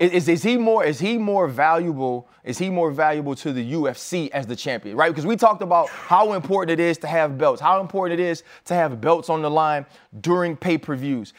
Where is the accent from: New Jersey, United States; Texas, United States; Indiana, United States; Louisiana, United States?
Louisiana, United States; New Orleans; I'm from New Orleans